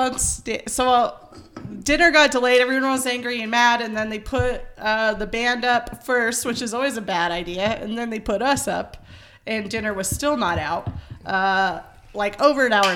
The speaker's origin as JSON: {"language": "English", "region": "Colorado", "country": "United States", "said": "we're from Colorado"}